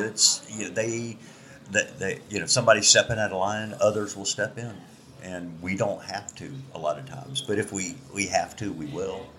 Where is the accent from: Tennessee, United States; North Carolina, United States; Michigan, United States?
North Carolina, United States; Outer Banks; moved away; also born or lived in Pensacola, Florida; I grew up in the Outer Banks of North Carolina